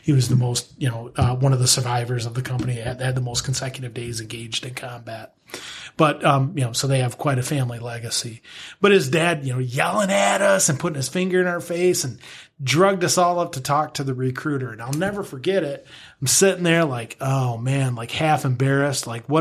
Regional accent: Greenville, Michigan, United States; I grew up in Greenville, Michigan. Grew up on a small farm up there

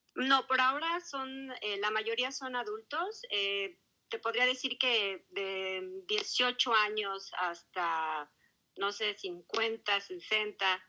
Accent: Mexico; now in Melbourne, Australia; la mayoría somos mexicanos

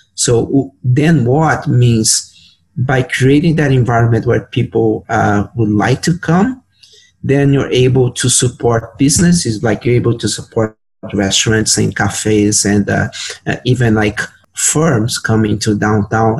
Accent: São Paulo, Brazil; moved away as an adult; now in Edmonton, Canada; I was working as a planner uh, in Brazil because I'm from Sao Paulo.

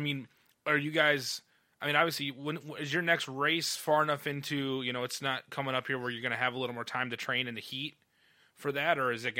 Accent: Midwest, United States; it's weird as a Midwesterner to say this, is like most racing is shut down.

